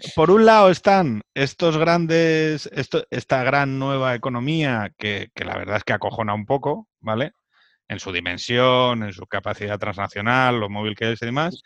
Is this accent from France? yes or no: no; Spain; soy español